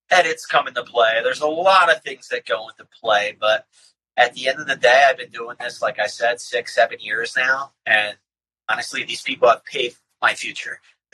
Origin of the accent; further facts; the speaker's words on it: Philadelphia, Pennsylvania, United States; moved away; also born or lived in Bucks County; Born and bred in Philadelphia.